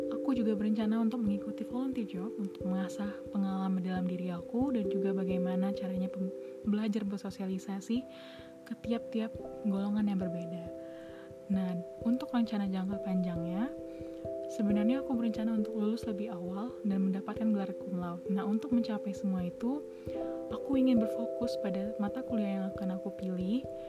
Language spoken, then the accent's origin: Indonesian; Palembang, South Sumatra, Indonesia; moved away as an adult; also born or lived in Lampung; asal dari Palembang